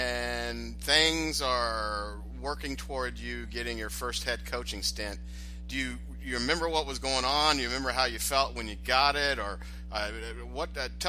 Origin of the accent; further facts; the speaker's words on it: Indianapolis, Indiana, United States; growing up in Indiana, I grew up in the Indianapolis area, went to Broderbo High School.